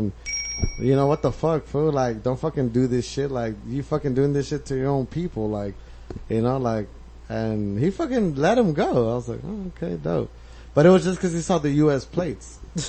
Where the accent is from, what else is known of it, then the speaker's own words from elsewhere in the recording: Torrance, United States; Obviously, we live fucking in the U.S. and shit. I was born in Torrance, Vermont, whatever.